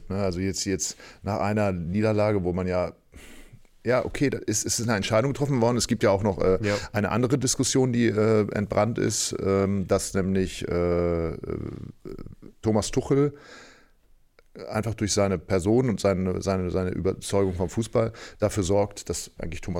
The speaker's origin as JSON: {"language": "German", "region": "Berlin", "country": "Germany", "said": "Das Gespräch anschließend war sehr interessant, weil wir kommen ja aus Berlin."}